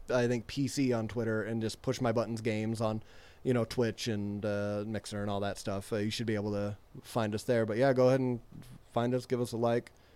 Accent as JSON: {"language": "English", "region": "Utah", "country": "United States", "said": "I'm from Utah, so it made me think of home"}